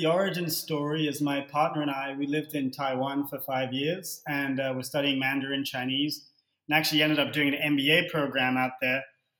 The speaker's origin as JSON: {"language": "English", "region": "England", "country": "United Kingdom", "moved": "yes", "lives_now": "Toronto, Canada", "said": "And I'm from England."}